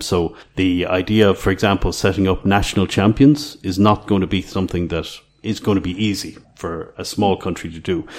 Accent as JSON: {"language": "English", "country": "Ireland", "tie": "born or raised there", "moved": "as an adult", "lives_now": "Croatia", "said": "I grew up in Ireland in the late 80s"}